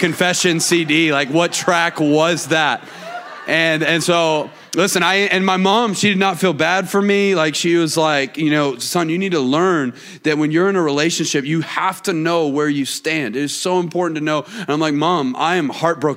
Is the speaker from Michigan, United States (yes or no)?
no; Atlanta, Georgia, United States; moved away as an adult; now in Auburn, United States; I live in Auburn, Alabama, which is interesting for me to say because I grew up in Atlanta